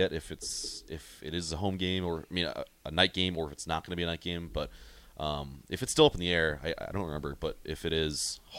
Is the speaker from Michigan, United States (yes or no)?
no; North Dakota, United States; moved away as an adult; now in Nebraska, United States; I'm from North Dakota, so it's quite a jaunt for me to go home.